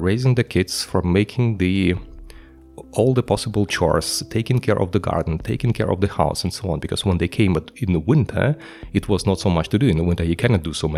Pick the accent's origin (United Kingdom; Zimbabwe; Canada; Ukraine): Ukraine; I come from Ukraine and I used to attend a sociology class at the Ukrainian university